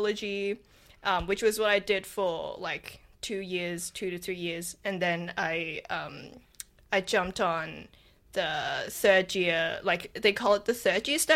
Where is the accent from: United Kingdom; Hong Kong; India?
Hong Kong; now in Australia; I'm from Hong Kong